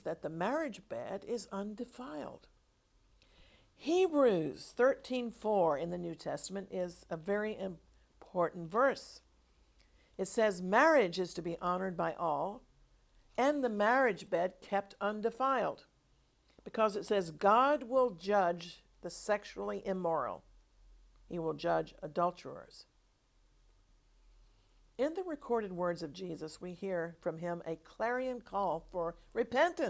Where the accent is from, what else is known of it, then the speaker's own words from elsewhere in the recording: United States; When I was growing up in America